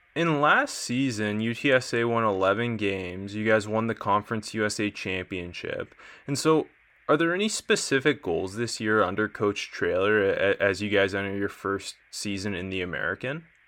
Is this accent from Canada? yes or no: yes; Canada; I'm Canadian